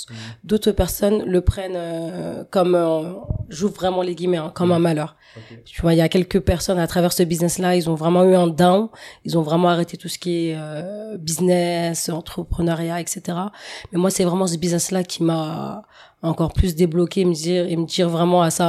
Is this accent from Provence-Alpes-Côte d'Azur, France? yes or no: no; Maisons-Laffitte, Île-de-France, France; born there; alors, euh, bah moi, je suis née euh, sur Paris, hein, plus mmh. précisément dans les Yvelines, euh, à Maison Lafitte.